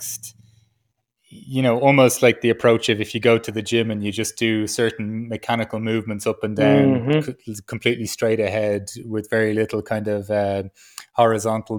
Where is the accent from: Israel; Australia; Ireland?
Ireland; growing up as an Irish man